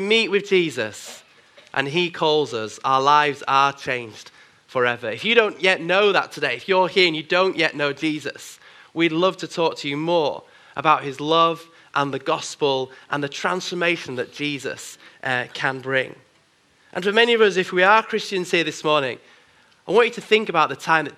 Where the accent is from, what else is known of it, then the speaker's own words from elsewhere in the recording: Bradford, Yorkshire and the Humber, United Kingdom; now in Manchester, United Kingdom; I grew up in Bradford in Yorkshire